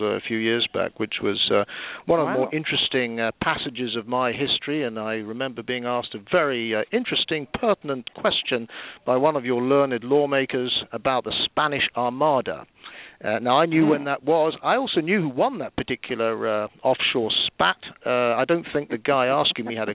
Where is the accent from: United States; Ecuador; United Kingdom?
United Kingdom; accent: British; my accent is entirely British